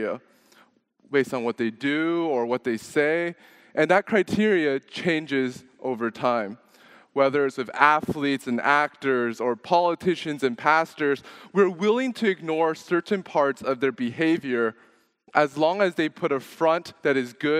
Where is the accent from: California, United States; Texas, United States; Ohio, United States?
Texas, United States; Dallas; also born or lived in Louisiana; now in Houston, United States; I was born in Louisiana. I grew up in Dallas and then came to Houston for college